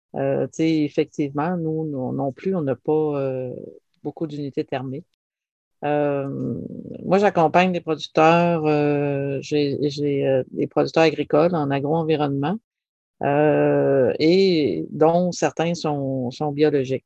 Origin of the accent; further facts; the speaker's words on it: Dijby, Quebec, Canada; j'ai été élevée à Dijby, qui est frontalier à, au Nouveau-Brunswick